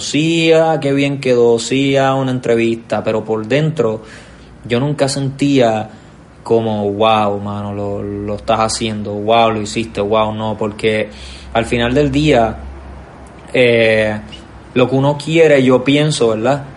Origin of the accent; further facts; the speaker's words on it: Puerto Rico; nosotros como boricuas